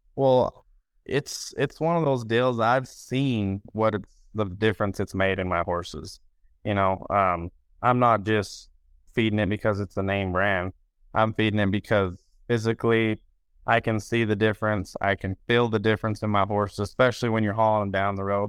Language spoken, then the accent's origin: English; Roosevelt, Utah, United States; I was born in Roosevelt, Utah